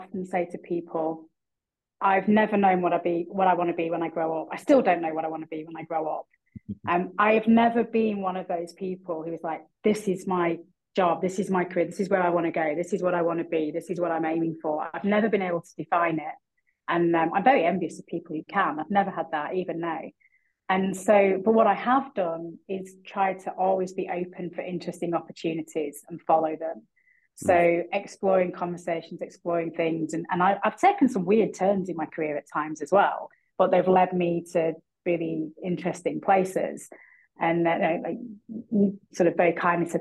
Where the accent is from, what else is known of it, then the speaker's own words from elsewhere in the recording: Bolton, North West England, United Kingdom; now in London, United Kingdom; I'm a Boltonian. I was born and brought up in Bolton